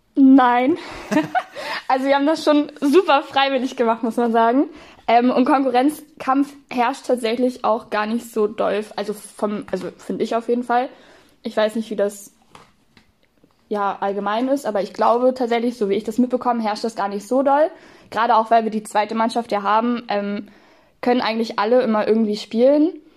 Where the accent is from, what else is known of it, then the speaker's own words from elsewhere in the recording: Northern Germany, Germany; moved away as an adult; also born or lived in Segeberg district / Hanover; wir kommen tatsächlich alle ursprünglich aus dem Norden